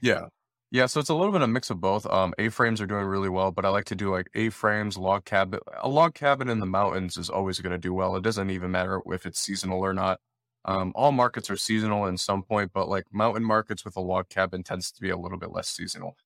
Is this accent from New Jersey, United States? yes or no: no; Detroit, Michigan, United States; I'm born and raised in Detroit, Michigan